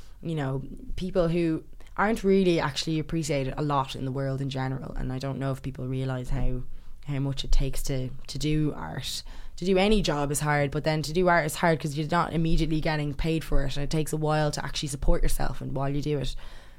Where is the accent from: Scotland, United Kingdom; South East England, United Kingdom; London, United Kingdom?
London, United Kingdom; born there; It reminded me of some of the places I would have been when I was born in London.